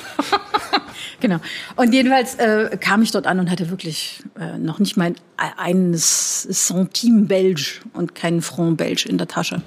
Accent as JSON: {"language": "German", "region": "East Germany", "country": "Germany", "also_born_or_lived": "Leipzig / Siena / Antwerp / Brussels", "moved": "as an adult", "said": "Als echter Ossi"}